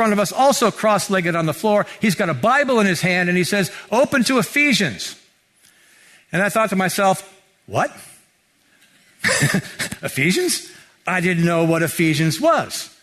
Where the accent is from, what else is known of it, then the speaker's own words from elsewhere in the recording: Mountain View, California, United States; I grew up here in Mountain View